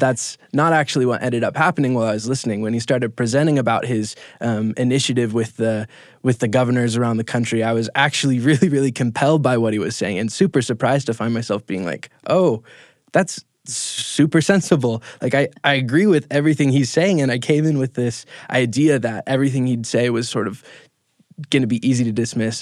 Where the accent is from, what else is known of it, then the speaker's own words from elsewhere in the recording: Minnesota, United States; from Minnesota, and I've been working for Top of Mind